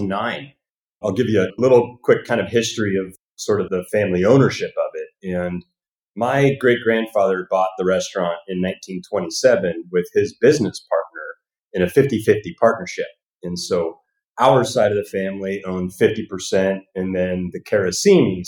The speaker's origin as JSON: {"language": "English", "region": "Northern California", "country": "United States", "tie": "born or raised there", "also_born_or_lived": "Alaska / Lake Tahoe", "lives_now": "Hollywood, United States", "said": "I actually grew up in Northern California"}